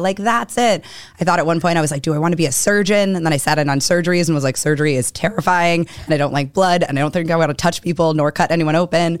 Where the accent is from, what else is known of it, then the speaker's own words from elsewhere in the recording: Weston, Massachusetts, United States; also born or lived in Newton, Massachusetts / Pennsylvania; grew up in Weston